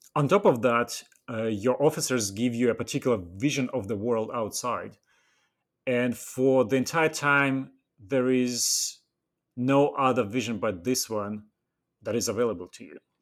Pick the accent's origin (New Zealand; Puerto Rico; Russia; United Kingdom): Russia; Western Siberia; English is a second language; moved away as an adult; I was born and raised in the Western Siberia, at the far north